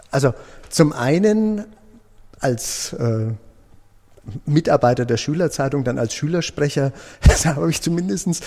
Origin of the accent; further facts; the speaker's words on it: Nuremberg, Bavaria, Germany; Ich fühle Österreich als meine Heimat, obwohl ich in Nürnberg geboren bin. Äh, aber die Mentalität der Österreicher ist schon weit von dem entfernt, was ich als Franke, wie ich mich fühle, äh, wahrnehme